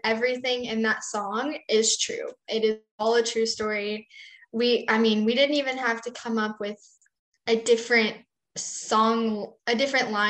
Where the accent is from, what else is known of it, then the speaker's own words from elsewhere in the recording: West Texas, United States; Growing up in West Texas